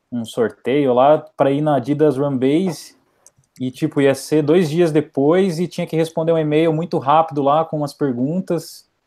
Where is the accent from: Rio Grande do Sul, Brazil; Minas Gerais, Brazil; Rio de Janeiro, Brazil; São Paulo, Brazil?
São Paulo, Brazil; Sorocaba; mas como a gente é de Sorocaba, da mesma cidade, aí eu mandei um inbox perguntando se podia ir junto, né?